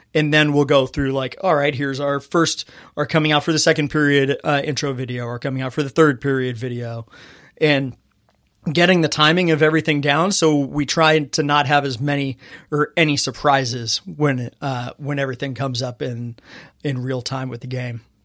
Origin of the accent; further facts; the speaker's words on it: Fontana, California, United States; I grew up in Fontana, California.